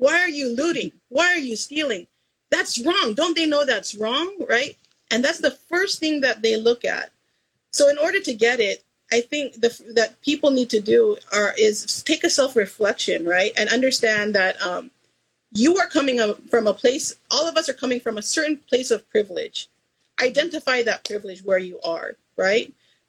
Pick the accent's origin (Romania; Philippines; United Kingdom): Philippines; Cordillera Administrative Region; if you look at the indigenous people of the Philippines, we're Igorots